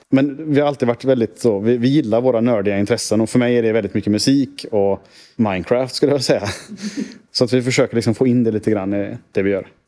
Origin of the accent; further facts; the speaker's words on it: Sweden; som svensk